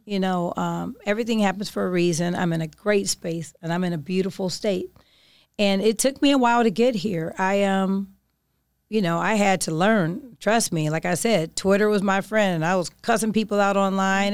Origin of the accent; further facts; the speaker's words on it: Oakland, California, United States; I'm from Oakland.